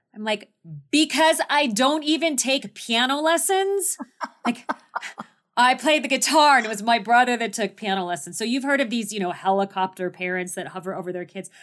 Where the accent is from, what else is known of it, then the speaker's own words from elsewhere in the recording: Phoenix, Arizona, United States; I was born and raised in Phoenix, Arizona.